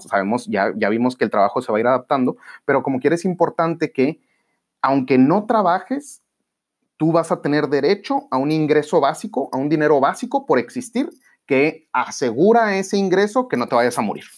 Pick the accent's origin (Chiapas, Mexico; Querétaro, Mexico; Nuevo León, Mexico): Nuevo León, Mexico; Monterrey; seguir creciendo como regios y como mexicanos